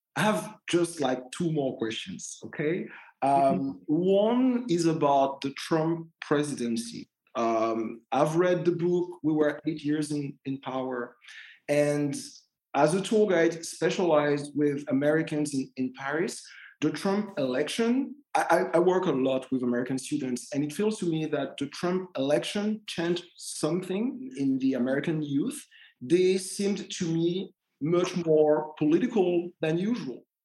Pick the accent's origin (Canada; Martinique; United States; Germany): Martinique; moved away as an adult; I was born and I grew up in Martinique